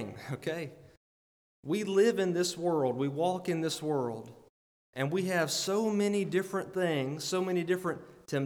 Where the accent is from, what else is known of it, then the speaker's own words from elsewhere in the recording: Alabama, United States; I'm from Alabama.